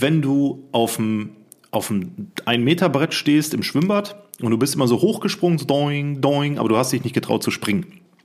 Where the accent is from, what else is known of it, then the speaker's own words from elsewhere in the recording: Siegen, North Rhine-Westphalia, Germany; moved away; Ich bin mitten im Ghetto groß geworden.